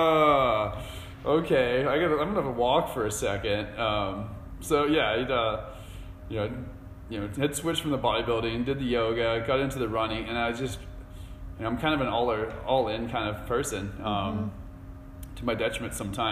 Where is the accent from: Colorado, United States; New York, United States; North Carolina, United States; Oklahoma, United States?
North Carolina, United States; Asheville; I grew up here in Asheville.